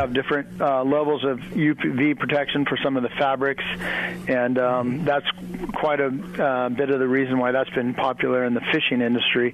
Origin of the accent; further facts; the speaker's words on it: Dana Point, California, United States; I grew up in Dana Point